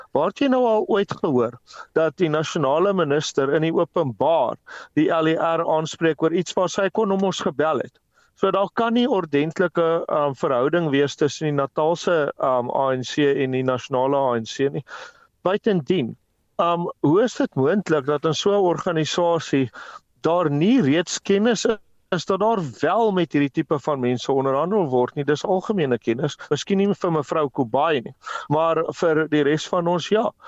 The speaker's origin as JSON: {"language": "Afrikaans", "country": "South Africa", "said": "as 'n Suid-Afrikaner"}